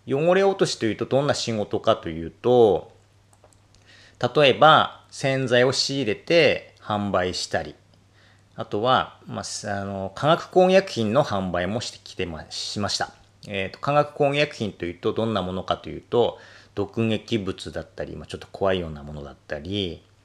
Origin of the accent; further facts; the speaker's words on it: Akita, Japan; 私は、えー、秋田生まれ、秋田育ち、今もこの配信を秋田からお届けしておりますが